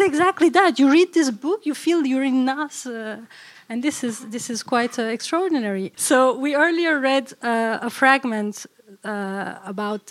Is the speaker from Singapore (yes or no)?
no; Brussels, Brussels-Capital Region, Belgium; growing up in Brussels